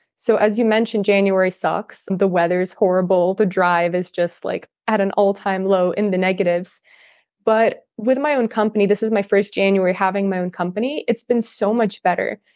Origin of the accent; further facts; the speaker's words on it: California, United States; first language Russian; English is a second language; moved away as an adult; also born or lived in Russia / Netherlands; I'm originally from Russia. I was raised in California. I moved to the U S when I was really little for my dad's job